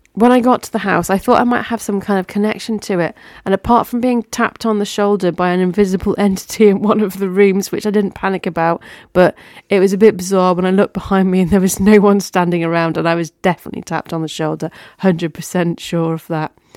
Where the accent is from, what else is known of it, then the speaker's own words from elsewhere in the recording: the north of England, United Kingdom; I'm a Northerner